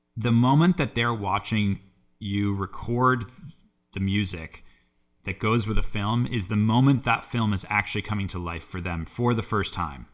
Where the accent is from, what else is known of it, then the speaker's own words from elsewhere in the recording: Boston, Massachusetts, United States; I grew up in the Boston area